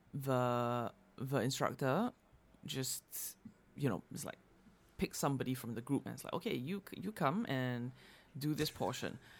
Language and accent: English; Singapore; moved away; growing up in Singapore